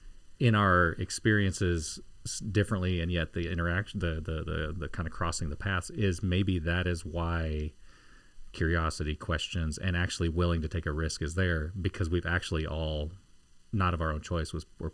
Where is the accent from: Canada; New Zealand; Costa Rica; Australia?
Costa Rica; I'm a fourth grader growing up in Costa Rica.